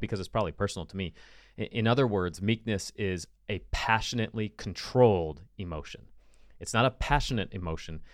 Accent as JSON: {"language": "English", "country": "United States", "said": "as an American"}